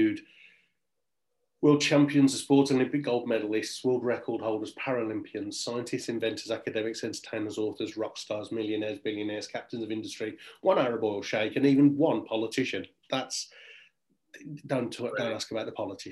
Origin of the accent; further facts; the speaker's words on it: Birmingham, West Midlands, United Kingdom; accent: Brummie; moved away; I am actually in my hometown of Birmingham, home city of Birmingham this evening, because I'm at my dad's house